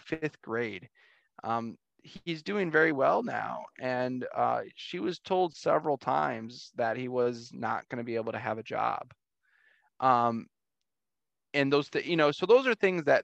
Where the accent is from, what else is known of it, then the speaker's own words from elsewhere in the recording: St. Clair Shores, Michigan, United States; moved away as an adult; also born or lived in Detroit, Michigan; I'm an East Sider. I grew up in St. Clair Shores